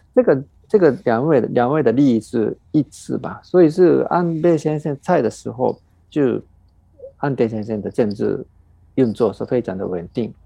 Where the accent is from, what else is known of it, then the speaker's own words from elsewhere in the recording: Japan; 我们日本人